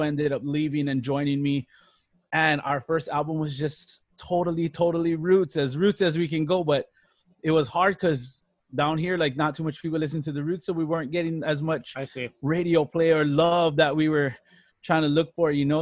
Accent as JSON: {"language": "English", "town": "Hilo", "region": "Hawaii", "country": "United States", "tie": "born or raised there", "said": "Born and raised, born and raised in Hilo, all around Hilo town"}